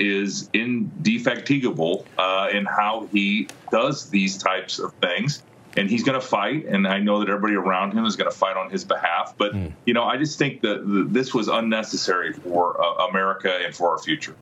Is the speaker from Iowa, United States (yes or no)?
yes; Iowa, United States; my home state of Iowa